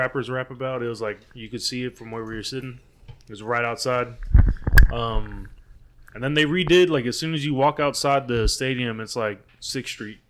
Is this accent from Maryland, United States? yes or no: no; Houston, Texas, United States; hey, man, we're from Houston.